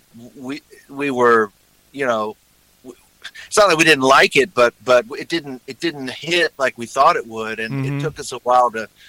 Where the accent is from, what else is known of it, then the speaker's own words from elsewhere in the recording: Texas, United States; I've played Texas a lot, and I'm from Texas, and man, they love music down there a lot.